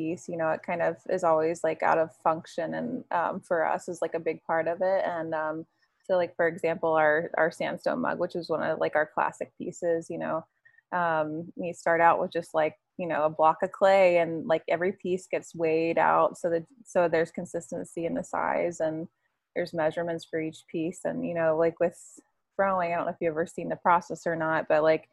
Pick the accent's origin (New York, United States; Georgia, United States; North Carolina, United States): Georgia, United States; Jonesboro; moved away as an adult; also born or lived in Greenville, South Carolina; now in Maine, United States; We're both from Atlanta, Georgia. So a little south of Atlanta in Jonesboro